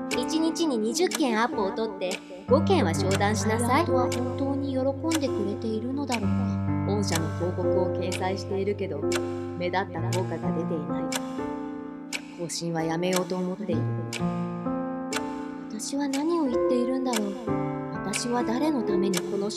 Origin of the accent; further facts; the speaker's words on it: Fukui, Japan; 私は福井県のとある田舎で生まれ育ちました。